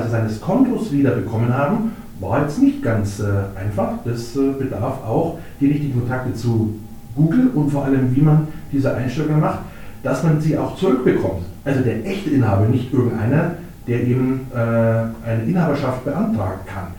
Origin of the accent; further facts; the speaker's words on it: Ingolstadt, Bavaria, Germany; also born or lived in Munich; Ingolstädter durch und durch. War auch mal vier Jahre in München, aber ähm, bin immer wieder gerne zurückgekommen und dann äh, ist man auch gerne wieder in Ingolstadt, wenn man mal woanders war. Als also gebürtiger Ingolstädter